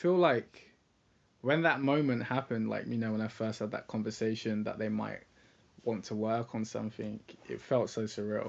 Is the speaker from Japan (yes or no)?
no; England, United Kingdom; accent: English; also born or lived in London; I sound English. I grew up and studied in England. I was born in London.